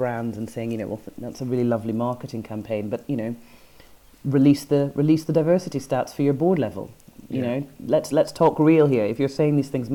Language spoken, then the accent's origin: English; Edinburgh, Scotland, United Kingdom; I grew up in Edinburgh